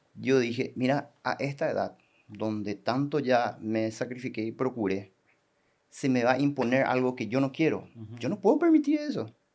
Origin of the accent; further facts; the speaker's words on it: Coronel Oviedo, Caaguazú, Paraguay; moved away as an adult; now in Salto del Guairá, Paraguay; Yo soy de Coronel Oviedo